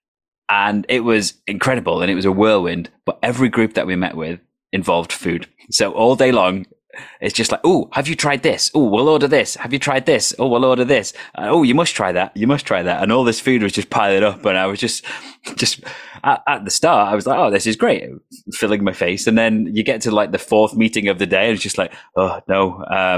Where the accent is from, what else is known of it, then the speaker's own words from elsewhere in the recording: United Kingdom; as a British person